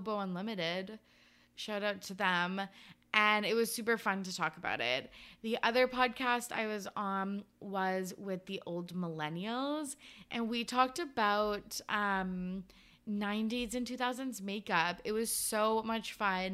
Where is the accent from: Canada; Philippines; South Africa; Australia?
Canada; I'm Canadian